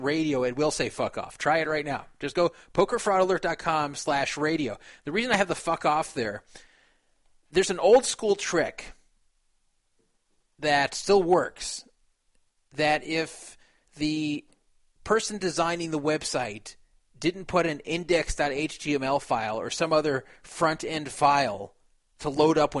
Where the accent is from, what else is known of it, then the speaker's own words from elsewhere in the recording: West Coast, United States; I'm from the West Coast.